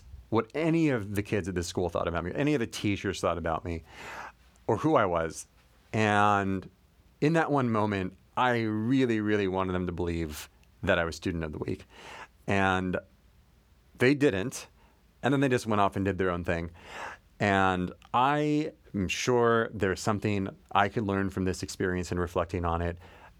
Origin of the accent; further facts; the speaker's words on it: Southern California, United States; I am from Southern California. And when I was a kid, my parents sent me to this Korean language and culture school on weekends.